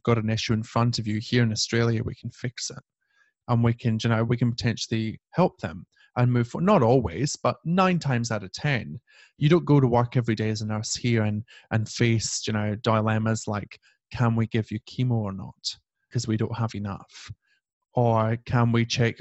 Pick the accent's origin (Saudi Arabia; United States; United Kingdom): United Kingdom; we're white British people